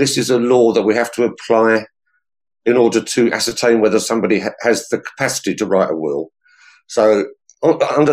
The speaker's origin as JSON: {"language": "English", "area": "Hertfordshire", "region": "East of England", "country": "United Kingdom", "tie": "born or raised there", "also_born_or_lived": "London / Suffolk", "moved": "as an adult", "lives_now": "Essex, United Kingdom", "said": "I grew up in Hertfordshire."}